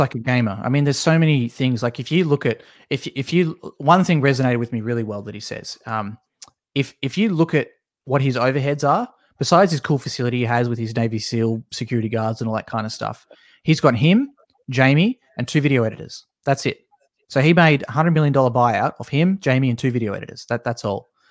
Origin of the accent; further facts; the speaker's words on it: Tasmania, Australia; also born or lived in Melbourne; I'm from Tasmania